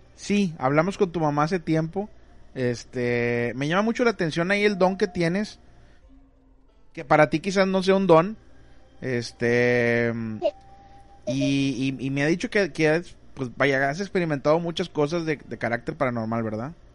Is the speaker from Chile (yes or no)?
no; Monterrey, Nuevo León, Mexico; now in Ciudad Mante, Mexico; yo soy de Monterrey